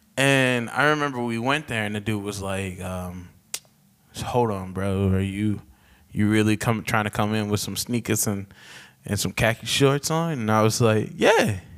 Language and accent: English; the South, United States; now in Philadelphia, United States; I came from the South. So, like, in the South, they didn't have that kind of shit.